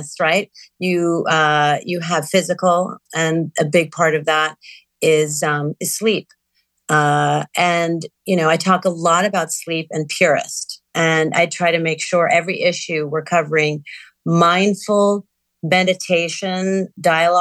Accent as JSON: {"language": "English", "town": "New York City", "region": "New York", "country": "United States", "tie": "born or raised there", "moved": "yes", "said": "I grew up in New York City. Amidst a lot of pollution, moved out of the city"}